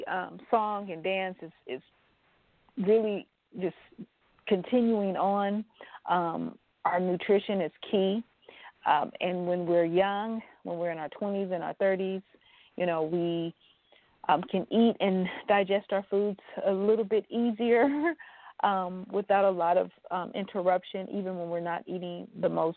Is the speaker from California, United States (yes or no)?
yes; Los Angeles, California, United States; moved away as an adult; now in Atlanta, United States; growing up in Los Angeles, California